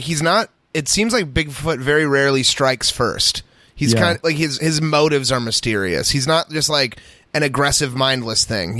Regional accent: United States

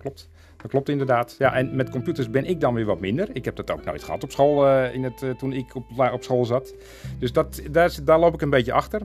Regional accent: Beverwijk, North Holland, Netherlands; moved away; also born or lived in Castricum; Want ik kom eigenlijk uit Beverwijk. Daar ben ik eh, in geboren en getogen.

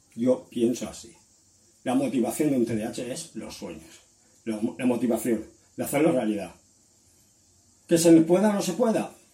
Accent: Valencia, Valencian Community, Spain; soy de Valencia, de España

